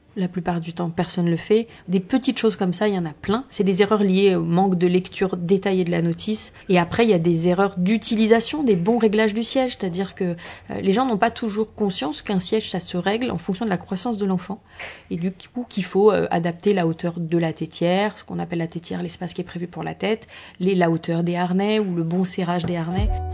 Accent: France; chez nous en France

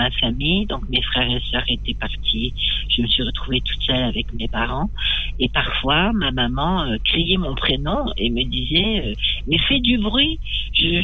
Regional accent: Nouvelle-Aquitaine, France; born there; je, suis née un peu par hasard dans le Poitou-Charentes.

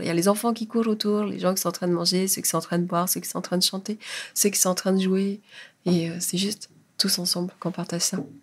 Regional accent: French Polynesia; moved away as an adult; now in France; Je suis française, mais je suis polynésienne avant tout

